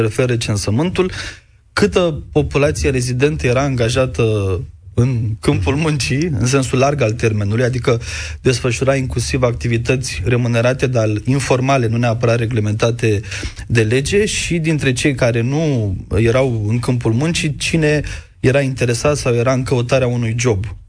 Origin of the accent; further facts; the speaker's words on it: Romania; în țara noastră